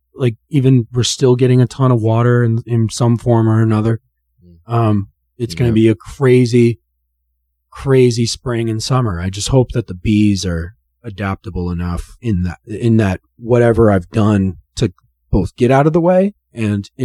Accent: Oxford, Ohio, United States; And so I grew up in Oxford, Ohio

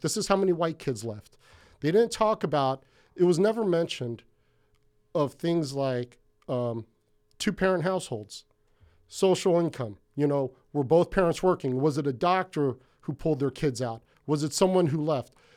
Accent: Hawaii, United States; now in Ventura, United States; from Hawaii, that's where I felt the most comfortable in my life. So I'm not Hawaiian, um, not an islander or anything like

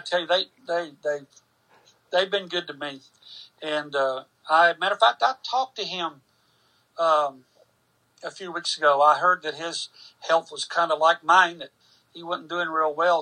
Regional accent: Carrollton, Georgia, United States; three and a half years locally in Carrollton, my hometown.

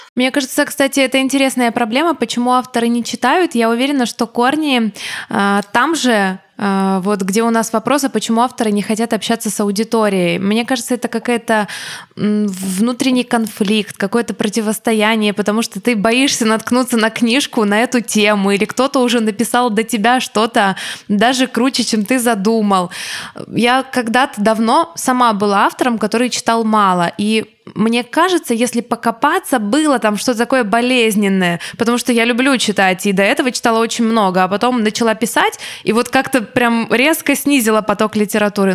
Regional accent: Ukraine; я не учила русский язык никогда. Я не а. учила русский, у меня не было ни одного урока русского языка. Я училась в украинской школе.

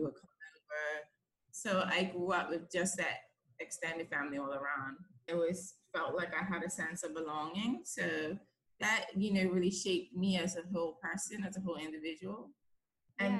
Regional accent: Bermuda; moved away as an adult; now in London, United Kingdom; I'm from Bermuda.

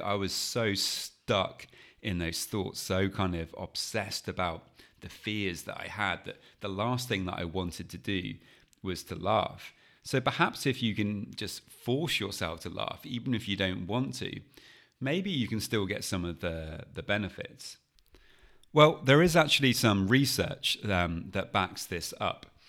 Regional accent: United Kingdom; being British

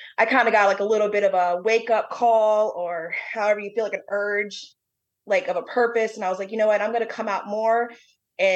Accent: Bowie, Maryland, United States; moved away; also born or lived in New Orleans, Louisiana; I grew up in Bowie, Maryland, Crofton, Maryland area

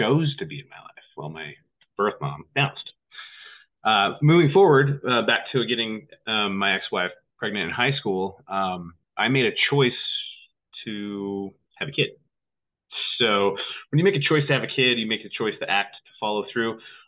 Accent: West Jordan, Utah, United States; now in Montana, United States; I grew up in West Jordan, Utah, a small town back in the day

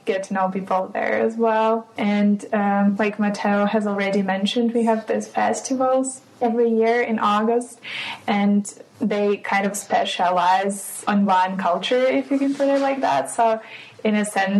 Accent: Kaliningrad, Kaliningrad Oblast, Russia; moved away as an adult; now in Hamburg, Germany; I come from Russia, Kaliningrad, and I study medicine here in Hamburg and live in this dorm.

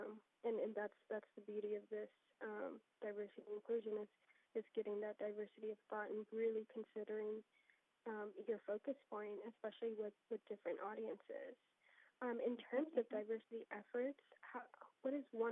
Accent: Texas, United States; I come from Texas

